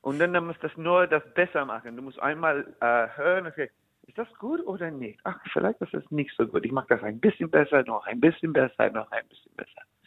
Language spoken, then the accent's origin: German; New York, United States; German is a second language; moved away as an adult; now in Germany; ich komme aus New York und ähm, ich war mein ganzes Leben in New York